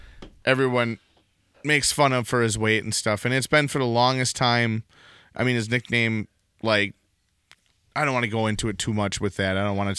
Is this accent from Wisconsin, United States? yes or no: yes; Wisconsin, United States; accent: Wisconsin; What gets me is how Wisconsin my accent is.